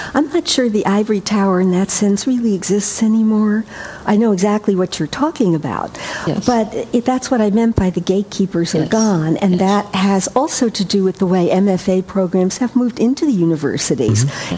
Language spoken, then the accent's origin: English; New York, United States; I grew up in New York